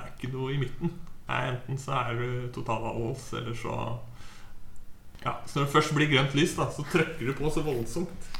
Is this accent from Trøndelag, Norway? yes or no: no; Halden, Østfold, Norway; jeg hadde jo en kompisgjeng hjemme i Halden.